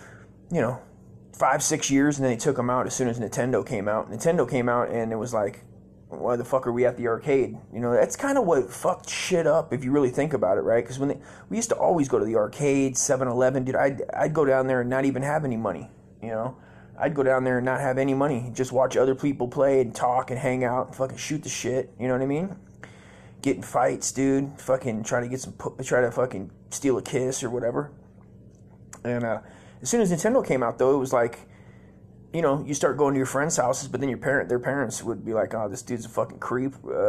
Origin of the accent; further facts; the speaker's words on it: California, United States; Must be the Mexican in me from growing up in Cali.